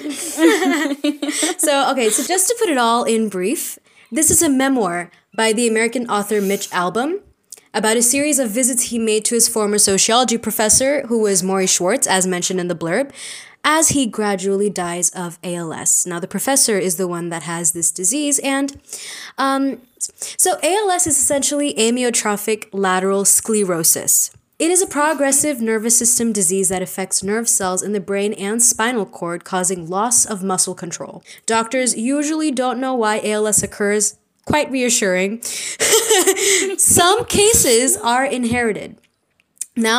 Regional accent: India; We are Indian postgrads in psychology

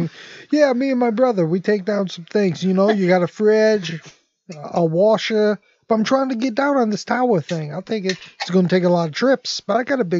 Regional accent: Detroit, Michigan, United States; all of us are, like, blue-collar guys and stuff. He's, like, a businessman. He thought this is his chance, and we're from Detroit

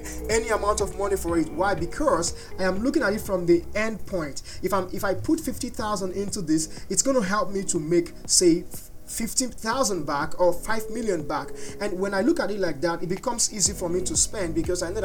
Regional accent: Nigeria; I am a Nigerian

